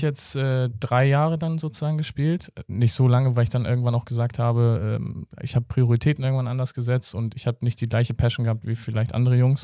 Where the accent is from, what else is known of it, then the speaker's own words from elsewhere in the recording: Hamburg, Germany; ich bin auch im Hamburger Osten so aufgewachsen